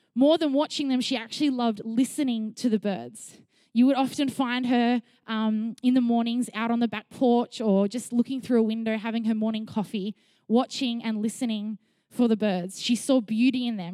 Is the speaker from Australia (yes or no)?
yes; Sydney, New South Wales, Australia; also born or lived in Melbourne; When I was seven, my mum and I moved from Melbourne to Sydney